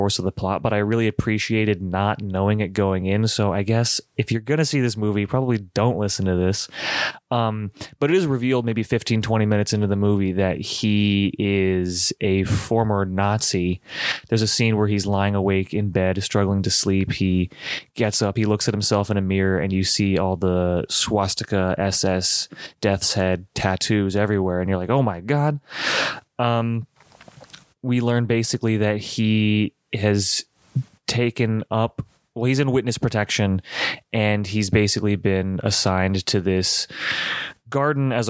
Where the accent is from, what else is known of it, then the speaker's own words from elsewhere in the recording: United States; I'm so American